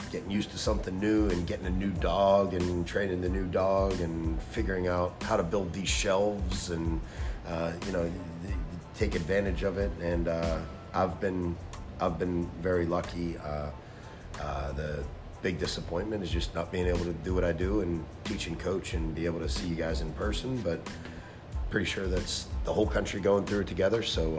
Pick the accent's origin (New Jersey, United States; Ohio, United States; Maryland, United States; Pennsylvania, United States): Pennsylvania, United States; Pittsburgh; moved away; I grew up on the north side of Pittsburgh, right near Three Rivers Stadium